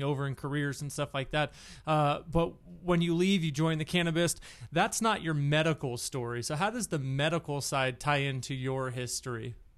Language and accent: English; Santa Clara, California, United States; I grew up in Santa Clara, so Bay Area